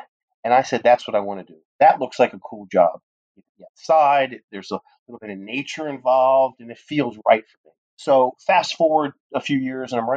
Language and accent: English; Baltimore, Maryland, United States; I grew up in Baltimore, Maryland